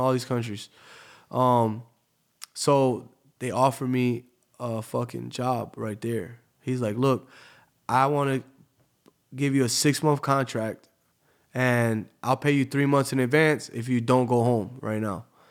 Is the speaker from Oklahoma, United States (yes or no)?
no; Tampa, Florida, United States; moved away as an adult; also born or lived in New Jersey / Bahrain; now in Miami, United States; I grew up in Tampa, but I, I lived all over the world. You know, I was born in New Jersey